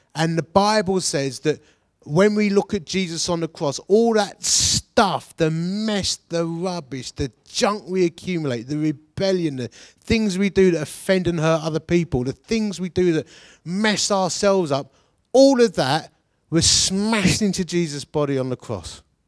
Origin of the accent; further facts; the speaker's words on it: Dagenham, London, United Kingdom; we come from Dagenham